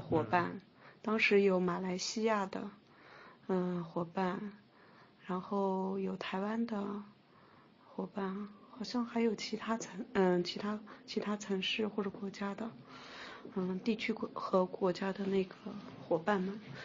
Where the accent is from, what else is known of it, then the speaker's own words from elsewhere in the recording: Nanjing, Jiangsu, China; also born or lived in Xinjiang; 我基本上都是在南京长大的